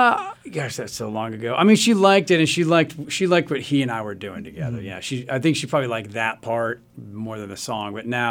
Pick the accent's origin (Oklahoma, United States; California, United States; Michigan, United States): Oklahoma, United States; Tulsa; moved away; I say I live outside Chicago, but I'm from Tulsa, Oklahoma, which to people like me is the center of the universe.